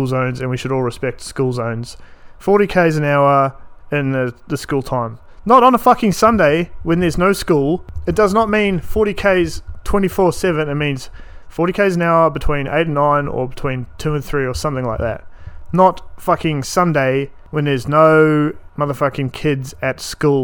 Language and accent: English; New Zealand; moved away as an adult; now in Townsville, Australia; I am a New Zealander, born and bred New Zealand.